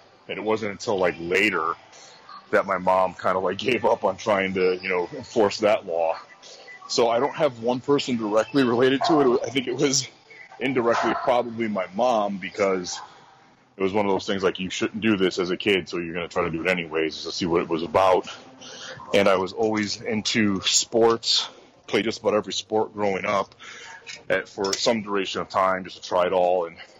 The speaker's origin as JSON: {"language": "English", "region": "Midwest", "country": "United States", "tie": "born or raised there", "said": "You know, I appreciate kind of growing up in the Midwest here."}